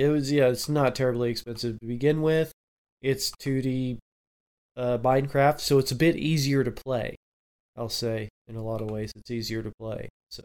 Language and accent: English; Southwest, United States; Yeah, I'm from the Southwest.